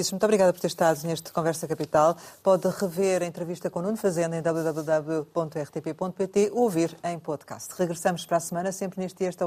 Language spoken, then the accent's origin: Portuguese; Covilhã, Centro, Portugal; A minha terra.